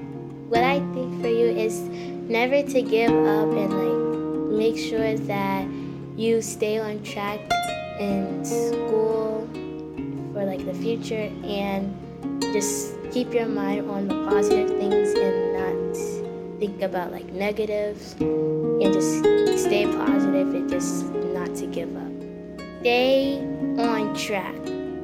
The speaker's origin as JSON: {"language": "English", "town": "Boston", "region": "Massachusetts", "country": "United States", "said": "I'm 12 years old. I'm from Boston, Massachusetts."}